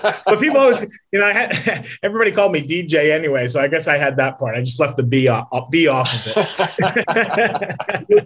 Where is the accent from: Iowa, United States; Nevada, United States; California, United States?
Nevada, United States; Las Vegas; also born or lived in Connecticut; But then I moved to Las Vegas as a kid